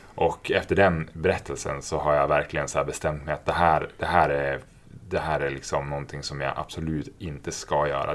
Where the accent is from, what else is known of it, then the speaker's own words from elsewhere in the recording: Norrland, Sweden; moved away; also born or lived in Stockholm; jag är från Norrland